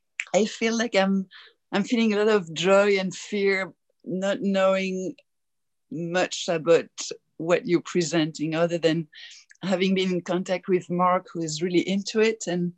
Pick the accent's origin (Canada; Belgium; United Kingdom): Belgium; accent: French; now in Tacoma, United States; I'm from Belgium and I live in Tacoma, Washington.